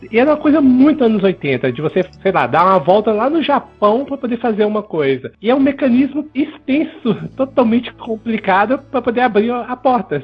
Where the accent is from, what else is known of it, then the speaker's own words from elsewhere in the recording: Belo Horizonte, Minas Gerais, Brazil; now in São Paulo, Brazil; eu sou de Belo Horizonte, hoje eu moro em São Paulo